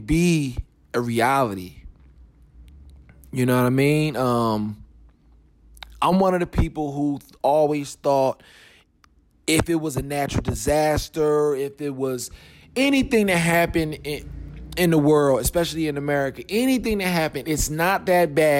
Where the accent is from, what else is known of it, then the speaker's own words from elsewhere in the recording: Philadelphia, Pennsylvania, United States; I'm from Philly. I was there